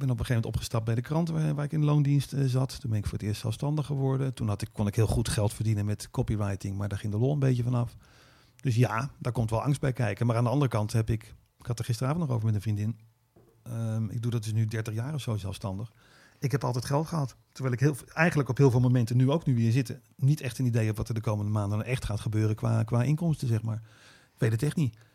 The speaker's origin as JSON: {"language": "Dutch", "country": "Netherlands", "said": "En, en hoe kan het dat ik dit kan als Hollander?"}